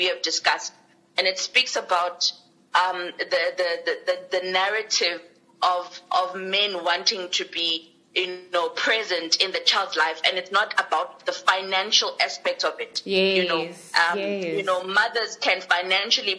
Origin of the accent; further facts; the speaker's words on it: South Africa; as South Africans